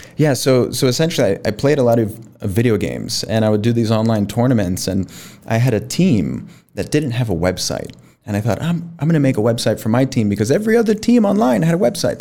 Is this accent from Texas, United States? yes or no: no; Miami, Florida, United States; moved away as an adult; now in Pakistan; born and raised in Miami, Florida, in the United States